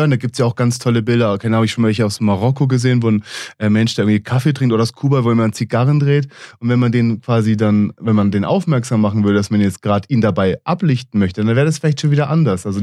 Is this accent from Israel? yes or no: yes; Israel; moved away as an adult; also born or lived in United States; geboren und aufgewachsen in Israel, mit 20 Jahren in die USA gegangen, den Bachelor an der East Coast in New York gemacht, den Master in San Francisco